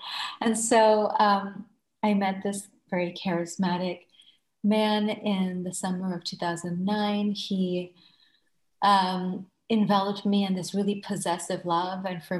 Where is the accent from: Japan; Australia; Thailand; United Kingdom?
Thailand; moved away as an adult; also born or lived in Bangladesh; now in United States; I was born in Bangladesh and raised in Thailand, and I graduated from the International School of Bangkok and immigrated to the United States as a student.